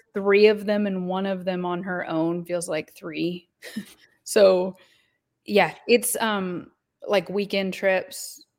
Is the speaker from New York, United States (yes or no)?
no; Oswego, Kansas, United States; I grew up in Oswego, Kansas